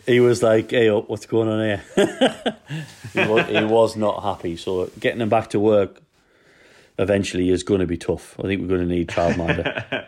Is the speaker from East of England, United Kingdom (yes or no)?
no; Newcastle upon Tyne, North East England, United Kingdom; now in Wales, United Kingdom; I'm from Newcastle, and we have trouble speaking English